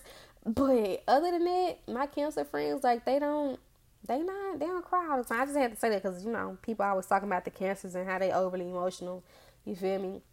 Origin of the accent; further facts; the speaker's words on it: Memphis, Tennessee, United States; I grew up in Orange Mound. I grew up in Orange Mound. But I, I'm not from Tennessee. I'm from Memphis.